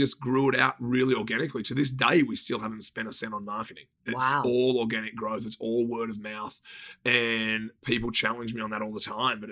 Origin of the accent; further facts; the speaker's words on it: Australia; moved away as an adult; now in Los Angeles, United States; We always thought we were going to live by the beach because just being Australian.